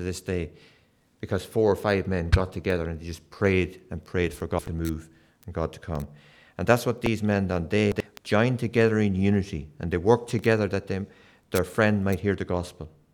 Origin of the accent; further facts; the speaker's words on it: Kilkenny, Leinster, Ireland; moved away; I was brought up in Kilkenny in the south of Ireland